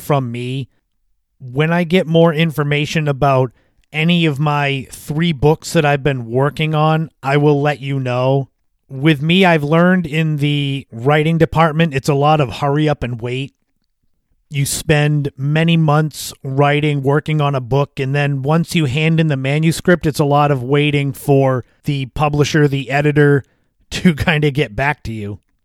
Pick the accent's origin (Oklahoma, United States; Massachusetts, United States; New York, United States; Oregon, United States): Massachusetts, United States; Cape Cod; spending my life growing up on Cape Cod.